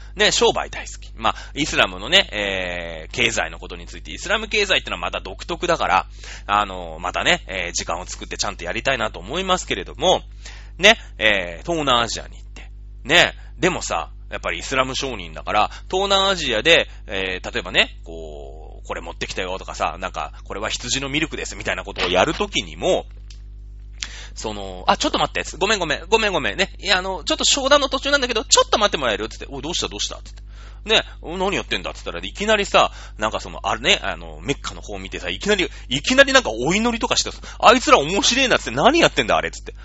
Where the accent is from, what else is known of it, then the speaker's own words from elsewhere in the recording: Japan; 私たちは、まあ、日本という国に生まれ